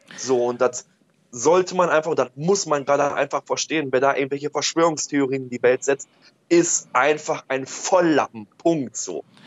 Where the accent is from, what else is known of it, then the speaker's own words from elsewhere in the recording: Oberhausen, North Rhine-Westphalia, Germany; ich komme aus Oberhausen